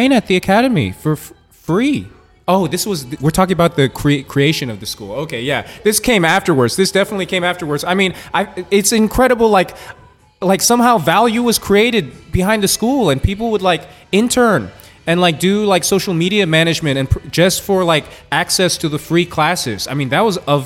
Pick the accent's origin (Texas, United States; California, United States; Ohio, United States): California, United States; Oakland; moved away as an adult; also born or lived in Washington, D.C.; I'm born and raised in Oakland, California. I left when I was 18 years old.